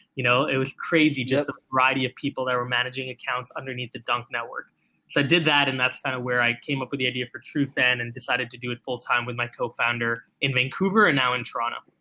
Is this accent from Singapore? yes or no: yes; Singapore; I was born and raised in Singapore.